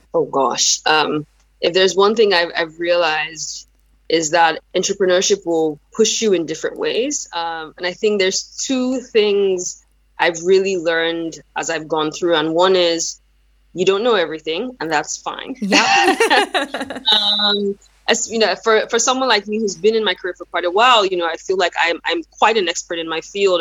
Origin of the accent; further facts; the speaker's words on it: Nigeria; first language Yoruba; English is a second language; now in United States; I'm originally from Nigeria, even though I've relocated to the United States for a number of years now